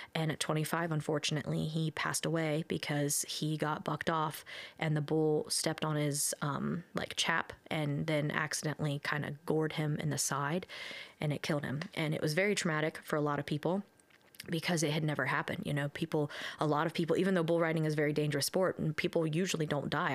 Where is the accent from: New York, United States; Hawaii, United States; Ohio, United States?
Ohio, United States; we're from Ohio